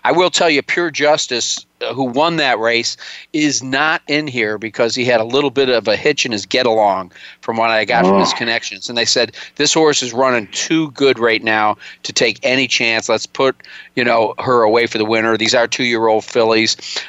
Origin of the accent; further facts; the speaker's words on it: Syracuse, New York, United States; moved away; growing up in Syracuse because there's a lot of ethnicities there